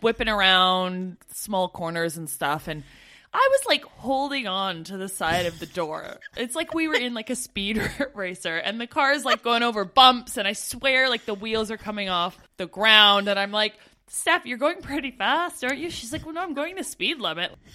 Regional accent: Canada; moved away as an adult

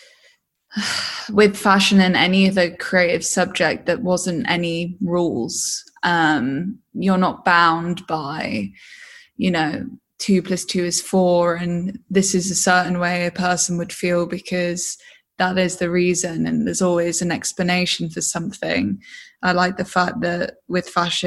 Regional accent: Hull, Yorkshire and the Humber, United Kingdom; also born or lived in Devon; I moved to Hull probably a year into two, 3 years old. And I spent most of my life in the East Riding of Yorkshire, which is the northeast of England

